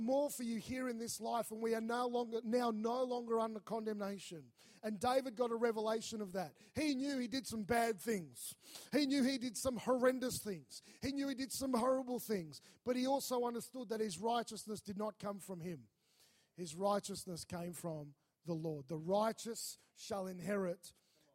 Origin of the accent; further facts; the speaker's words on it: Melbourne, Victoria, Australia; moved away as an adult; also born or lived in North Queensland; I was from Melbourne